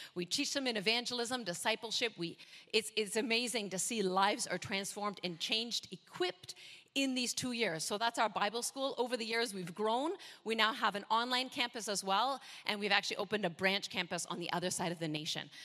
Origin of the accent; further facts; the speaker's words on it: Canada; moved away as an adult; also born or lived in North America; now in Indonesia; I'm, I'm Canadian, so if I sound a bit different, okay, that's why